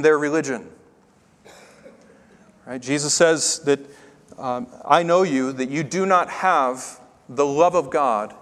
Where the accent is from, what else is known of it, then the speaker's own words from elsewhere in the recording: Tennessee, United States; I grew up in Tennessee